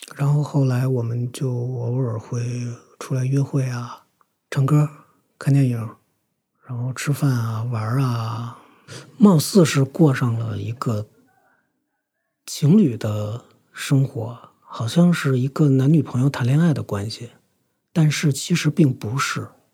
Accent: Beijing, China; 我今年三十三，呃，土生土长的北京人

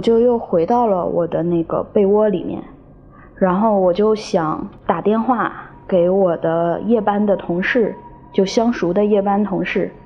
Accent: Guangzhou, Guangdong, China; 今年三十一岁。我来自广州，是个全职撰稿人

